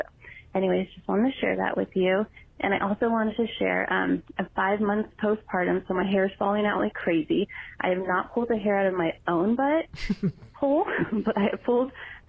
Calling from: Thousand Oaks, California, United States; calling from Thousand Oaks.

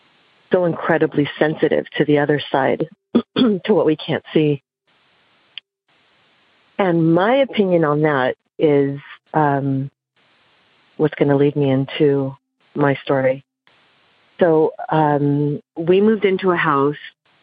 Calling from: Santa Barbara, California, United States; I'm calling from Santa Barbara, California.

